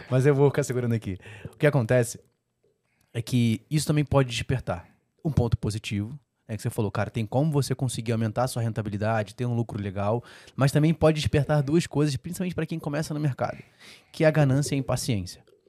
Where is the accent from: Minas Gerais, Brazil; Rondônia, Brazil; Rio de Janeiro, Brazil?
Rio de Janeiro, Brazil; Eu sou carioca